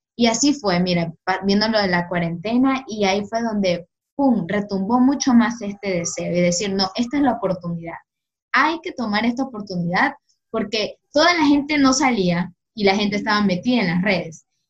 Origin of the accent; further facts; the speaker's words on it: Guayaquil, Guayas, Ecuador; soy de Guayaquil